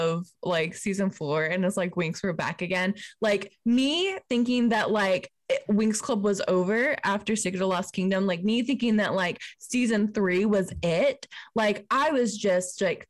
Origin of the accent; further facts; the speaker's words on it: United States; growing up in America